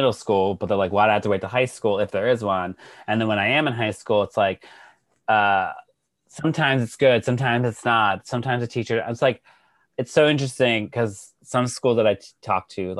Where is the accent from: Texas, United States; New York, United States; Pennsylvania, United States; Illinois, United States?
Texas, United States; Growing up in Texas, my husband grew up in Texas too.